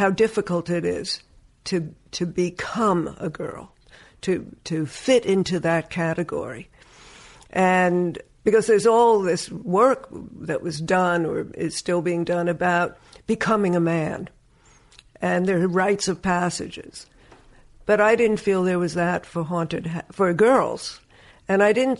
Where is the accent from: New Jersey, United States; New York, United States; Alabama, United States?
New York, United States; Woodmere; also born or lived in Brooklyn, New York; my father had a house built out on Long Island, and that's where I grew up